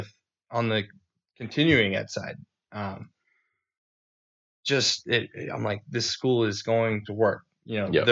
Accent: Bristol, Rhode Island, United States; I'm from Bristol.

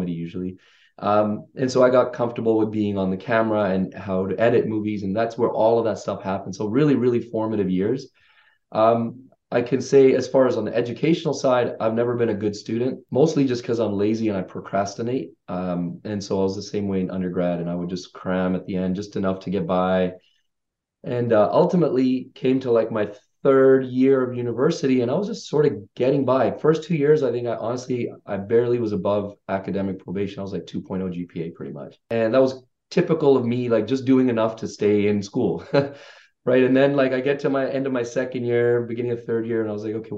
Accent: London, United Kingdom; also born or lived in Vancouver, Canada; now in Canada; 94, we moved to Canada from the UK. I grew up in London. And so, you know, went to high school here and in Vancouver

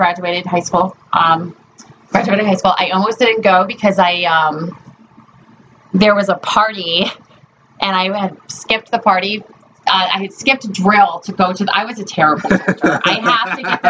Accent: Hampton, Connecticut, United States; I grew up in Hampton. Have you ever been to Hampton, Connecticut? It's a little town

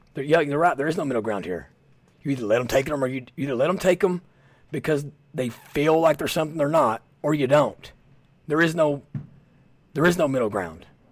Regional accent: Southeast Kentucky, United States; I'm from Southeast Kentucky

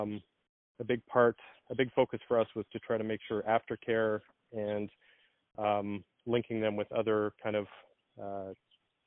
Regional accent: Winnipeg, Manitoba, Canada; also born or lived in Toronto; I'm from Winnipeg, Manitoba

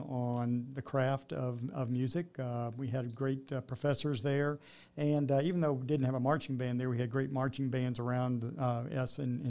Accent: Clearwater, Florida, United States; moved away as an adult; also born or lived in Lakeland, Florida; now in Columbus, United States; I grew up in Clearwater, Florida. I was raised there with my mom and dad

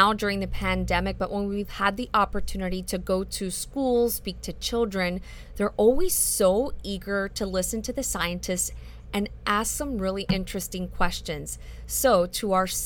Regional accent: Miami, Florida, United States; being born and raised in Miami

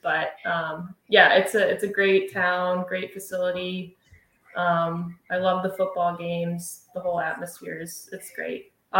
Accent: New Baltimore, Michigan, United States; I'm from New Baltimore, Michigan. Born and raised. My parents were both from Michigan as well. Obviously played hockey in Michigan growing up. Went to the University of Michigan, and I've stuck around.

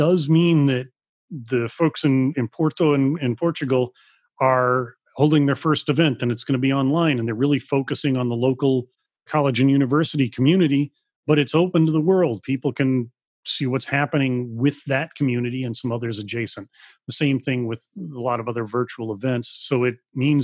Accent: United States; even as an American

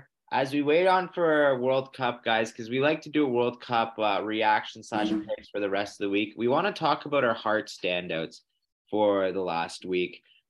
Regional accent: Toronto, Ontario, Canada; As we're all from Toronto

